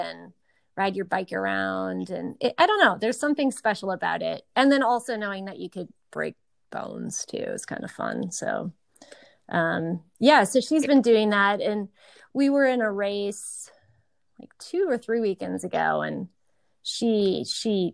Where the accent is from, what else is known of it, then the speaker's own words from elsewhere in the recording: Eau Claire, Wisconsin, United States; moved away; also born or lived in Tucson; I grew up in a really great neighborhood in Eau Claire